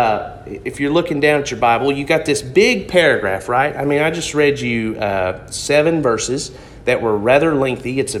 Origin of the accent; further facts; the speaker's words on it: Harrison, Arkansas, United States; I'm from Harrison originally